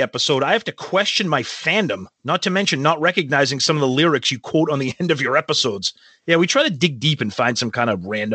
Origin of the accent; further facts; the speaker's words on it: Medford, Massachusetts, United States; I'm from Medford